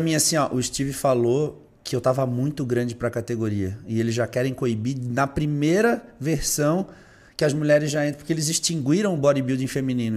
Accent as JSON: {"language": "Portuguese", "country": "Brazil", "said": "Nós, como brasileiros"}